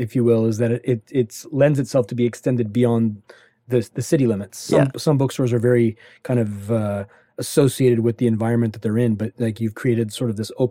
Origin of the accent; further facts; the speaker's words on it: Northern California, United States; I'm from the North as well